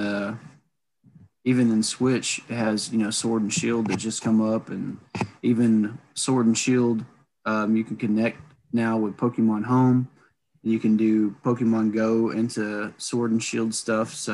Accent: the South, United States; the South that where we grew up

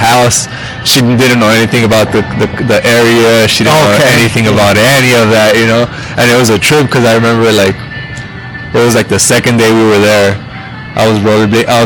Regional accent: Los Angeles, California, United States; also born or lived in Boyle Heights, Los Angeles; I was born in L.A.

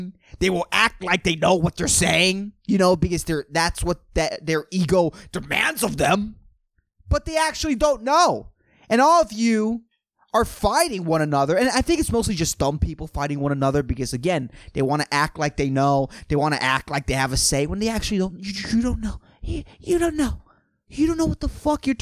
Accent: Puerto Rico; still living in my hometown

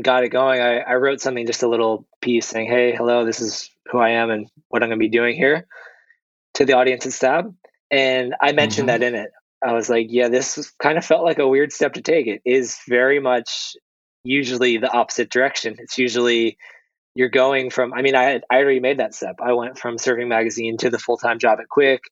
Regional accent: New Jersey, United States; also born or lived in California / France; now in Portugal; I grew up in New Jersey

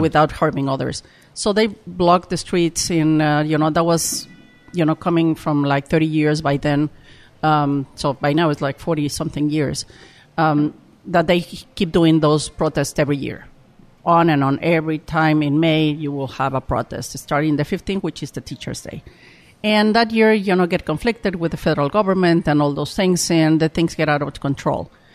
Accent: Mexico City, Mexico; English is a second language; moved away as an adult; also born or lived in Oaxaca; I born, I was born in Mexico City

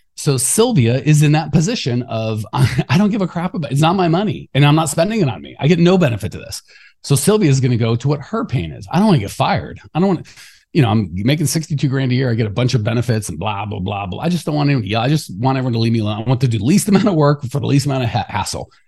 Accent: Arizona, United States; I'm from Arizona

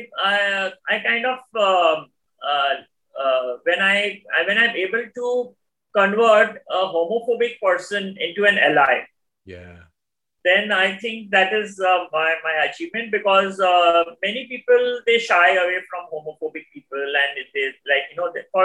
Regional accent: India

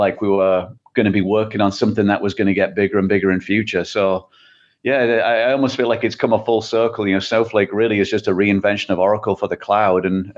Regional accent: England, United Kingdom; moved away as an adult; Yeah, well, as you can probably tell from the accent, I'm not from the Midwest. So I originally from England.

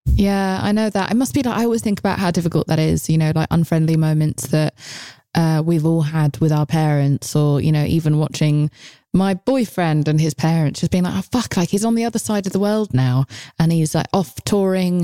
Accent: United Kingdom; I'm British

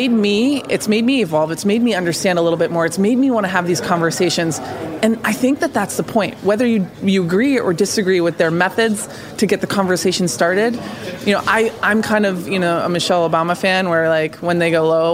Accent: United States; I believe that as an American citizen

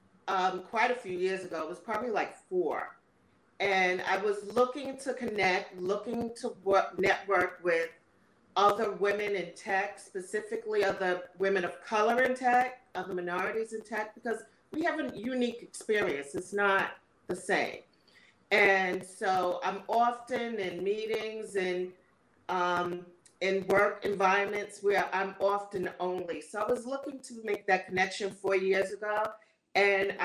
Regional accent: New York, United States; I am from New York, where the land of where people don't have accents

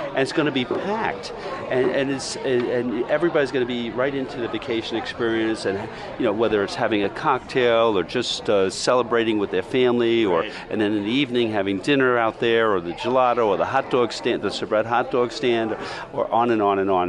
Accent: New York, United States; I'm a New Yorker

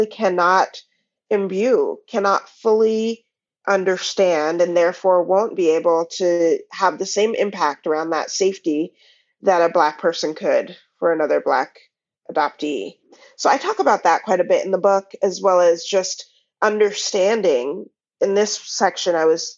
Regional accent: Pacific Northwest, United States; raised in the Pacific Northwest

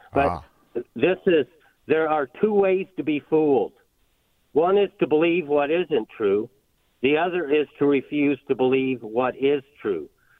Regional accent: Greenville, South Carolina, United States; I'm from Greenville, but I'm just over here traveling, so thank you.

